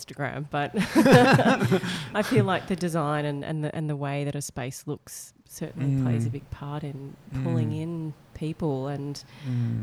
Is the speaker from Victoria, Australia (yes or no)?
yes; Melbourne, Victoria, Australia; Melbourne, which is where I'm from